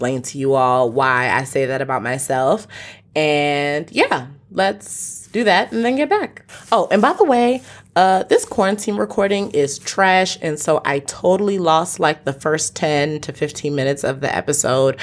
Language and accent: English; Nigeria; I am from Nigeria